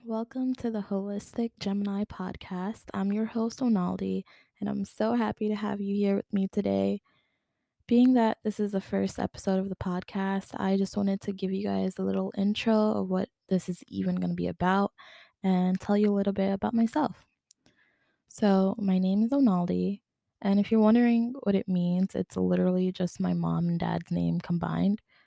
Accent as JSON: {"language": "English", "town": "New York City", "region": "New York", "country": "United States", "lives_now": "Long Island, United States", "said": "I'm originally from Queens, but I recently moved to Long Island."}